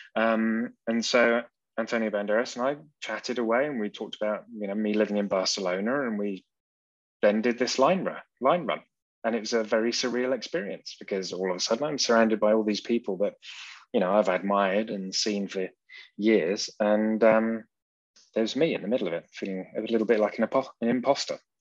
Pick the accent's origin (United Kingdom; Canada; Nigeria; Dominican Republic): United Kingdom; England; accent: British; moved away as an adult; now in Saxony, Germany; I'm English